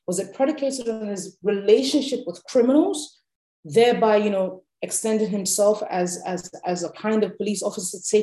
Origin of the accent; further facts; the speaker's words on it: Nigeria; being a Nigerian and having experienced how the political class moves